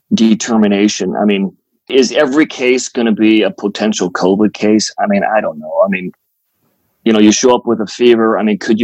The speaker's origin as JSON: {"language": "English", "town": "Champaign-Urbana", "region": "Illinois", "country": "United States", "tie": "born or raised there", "moved": "yes", "said": "my hometown of Champaign-Urbana, Illinois"}